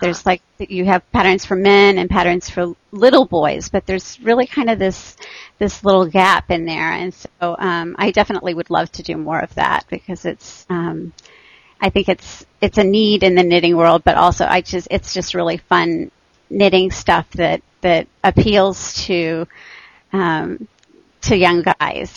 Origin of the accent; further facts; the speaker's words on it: Texas, United States; moved away as an adult; also born or lived in Michigan; I grew up in Texas